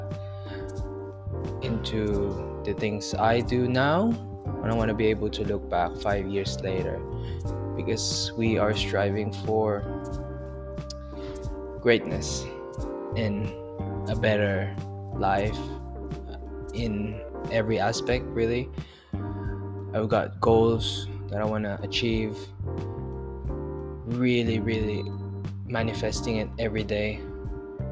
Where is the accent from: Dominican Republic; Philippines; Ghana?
Philippines; now in Melbourne, Australia; I am currently residing in Australia, Melbourne, Australia. I'm originally from the Philippines